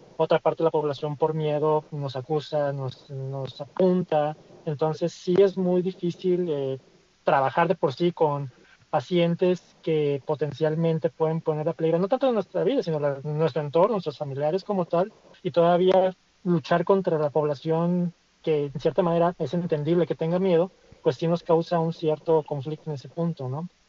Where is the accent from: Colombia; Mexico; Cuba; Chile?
Mexico; como mexicanos que hemos sido